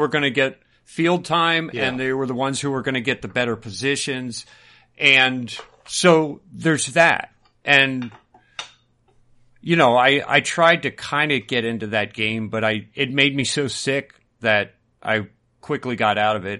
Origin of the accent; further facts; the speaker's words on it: United States; we grew up in America